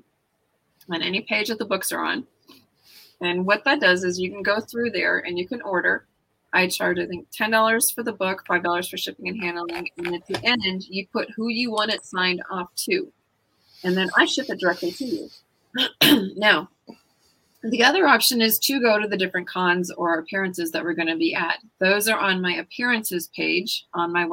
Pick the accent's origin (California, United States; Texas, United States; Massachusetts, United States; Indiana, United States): Texas, United States; I'm a Texan